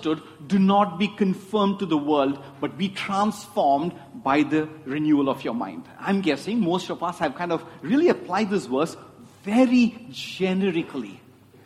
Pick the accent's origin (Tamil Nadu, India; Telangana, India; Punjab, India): Tamil Nadu, India; Chennai; I grew up in Chennai, and my dad, in all his wisdom, decided I need to learn Hindi